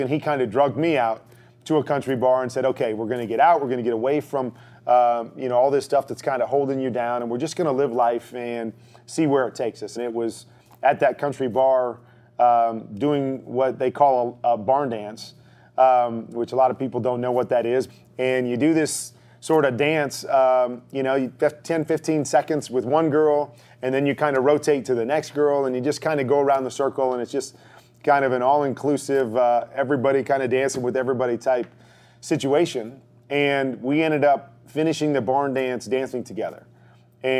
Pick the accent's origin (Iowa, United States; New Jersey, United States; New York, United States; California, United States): Iowa, United States; I grew up in Iowa. I'm a Midwest kid, you know, small little town